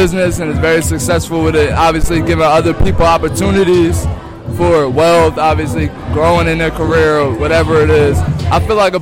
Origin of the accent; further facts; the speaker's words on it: Edgewater Park, New Jersey, United States; my hometown, Edgewater Park